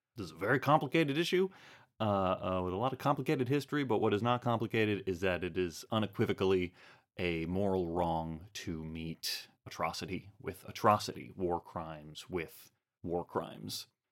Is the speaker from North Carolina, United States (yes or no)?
no; Arizona, United States; I was raised in Arizona